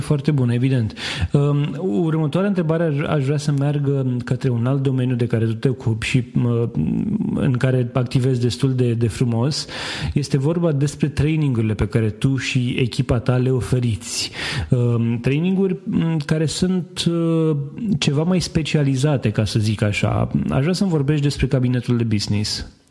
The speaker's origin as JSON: {"language": "Romanian", "country": "Romania", "said": "în țara noastră"}